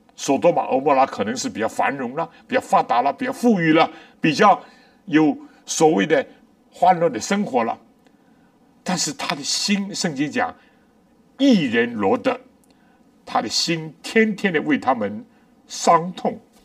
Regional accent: China; 我们中国人

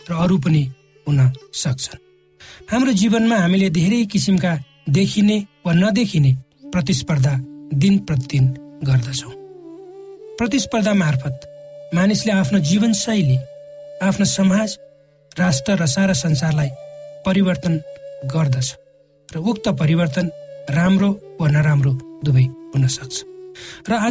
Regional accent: eastern hill district of Nepal, eastern hills, Nepal; आजभन्दा छयालिस वर्ष अगाडि म नेपालको पूर्वी पहाडी जिल्लामा जन्मेँ म एक सामान्य परिवारमा हुर्केँ

